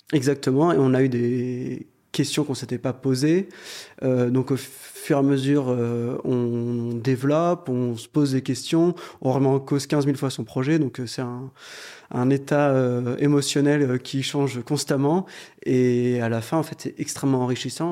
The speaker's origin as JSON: {"language": "French", "town": "Lyon", "region": "Auvergne-Rhône-Alpes", "country": "France", "tie": "born or raised there", "said": "On est originaire de Lyon."}